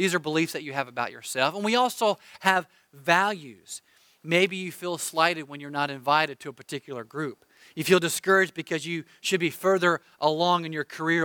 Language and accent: English; United States; I'm an American